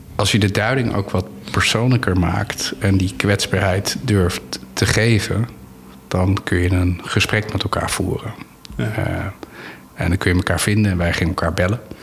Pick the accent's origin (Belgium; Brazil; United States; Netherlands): Netherlands; Anna Paulowna, North Holland; ik ben opgegroeid in Annapolona